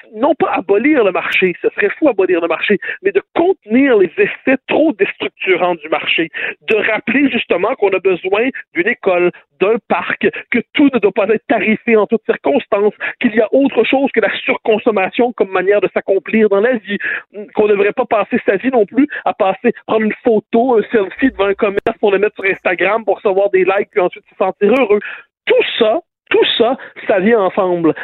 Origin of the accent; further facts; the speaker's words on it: Lorraine, Quebec, Canada; je viens de la banlieue nord, je viens de Ville-de-Lorraine sur la rive nord